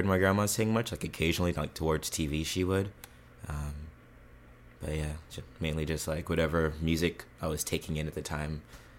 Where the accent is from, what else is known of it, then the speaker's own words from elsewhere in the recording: Norfolk, Virginia, United States; now in Columbus, United States; I'm from Norfolk, Virginia.